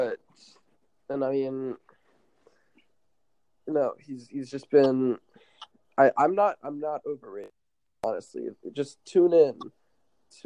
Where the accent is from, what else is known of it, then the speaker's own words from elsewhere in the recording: United States; I'm American